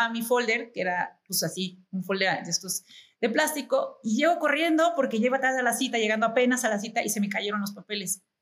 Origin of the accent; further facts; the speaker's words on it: Mexico; Creo que yo soy americana-mexicana, obviamente mexicana-americana, o sea, tengo las dos nacionalidades. Y, me siento súper orgullosa de, de México